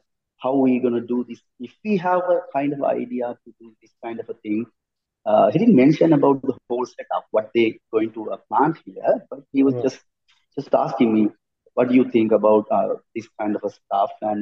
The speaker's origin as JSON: {"language": "English", "country": "Sri Lanka", "also_born_or_lived": "Australia", "said": "So it's very tiny, small country, you know, Sri Lanka"}